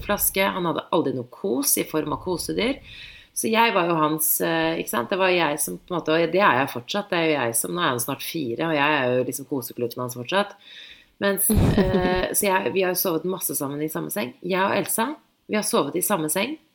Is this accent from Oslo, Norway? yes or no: yes; Oslo, Norway; Jeg er vokst opp i byen